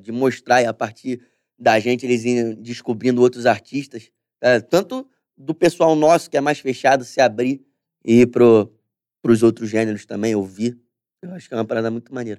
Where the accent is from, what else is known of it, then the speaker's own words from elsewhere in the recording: Brazil; Eu nunca saí do Brasil